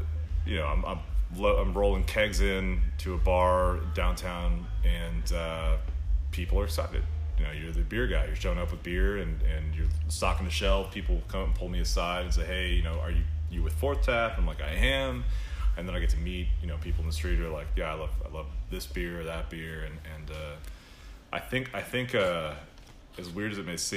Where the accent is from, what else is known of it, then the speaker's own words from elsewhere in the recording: Houston, Texas, United States; now in Austin, United States; I grew up in Houston, moved to Austin in 2003